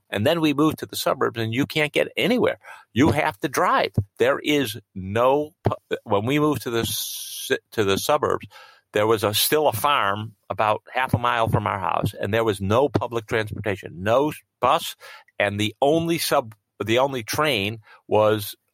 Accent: Israel; born there; before I was born, my parents moved to Israel. Um, and I was born in Israel soon after they arrived.

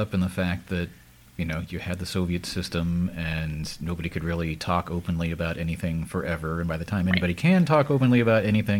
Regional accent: United States; As an American

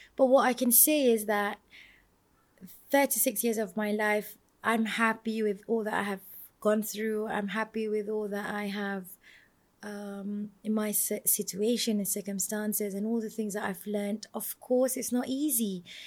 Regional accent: Malaysia; I'm from Malaysia.

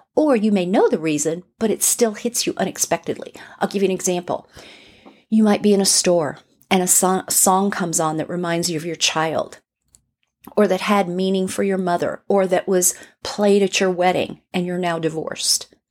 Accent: Burbank, California, United States; I grew up in Burbank in California, right outside of L A, like right over the hill from Hollywood

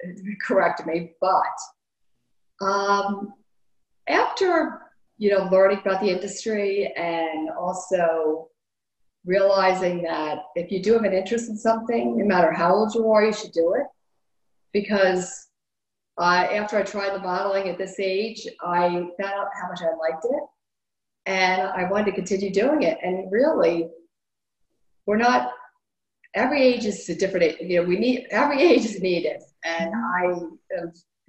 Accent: Wilmington, Delaware, United States; I'm from Wilmington, Delaware, and I'm 60 years old

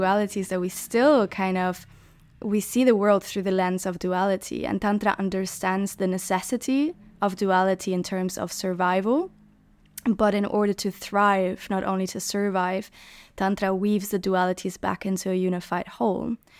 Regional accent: Germany; moved away; also born or lived in Hamburg / Berlin / Barcelona; growing up in Germany, Hamburg, Berlin

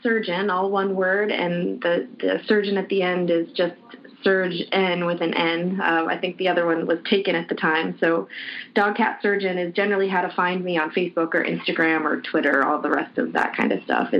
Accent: Canada; now in Hong Kong; I am American. I grew up in Canada, so I've lived in Hong Kong just about longer than I've lived anywhere else at one good stretch of time. So I'm from a bit of everywhere.

